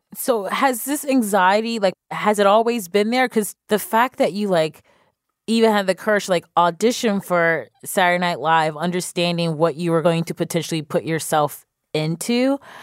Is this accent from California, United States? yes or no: no; Cleveland, Ohio, United States; I'm from Cleveland